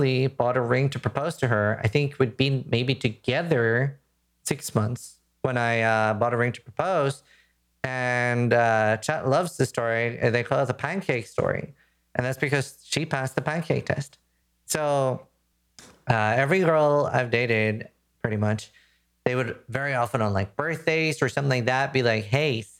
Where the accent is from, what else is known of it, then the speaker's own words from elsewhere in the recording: Norway; now in United Kingdom; I'm from Norway